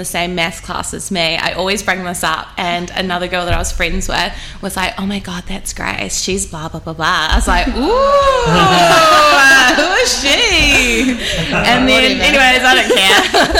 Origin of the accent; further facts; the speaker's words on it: Auckland, New Zealand; I grew up in South Auckland, so my parents moved from Fiji to New Zealand about, I'd say, like 36, 37 years ago. So we grew up in South Auckland, went to school in South Auckland, and then we moved to Epsom.